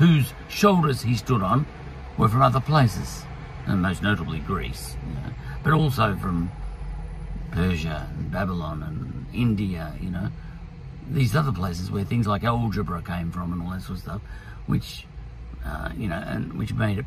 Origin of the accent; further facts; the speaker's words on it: Australia; I'm an Australian